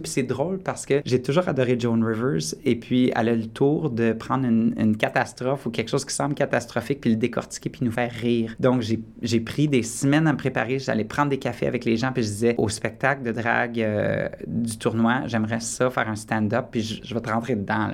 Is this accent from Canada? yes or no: yes; Quebec, Canada; also born or lived in Borden, Ontario; now in Toronto, Canada; je suis québécois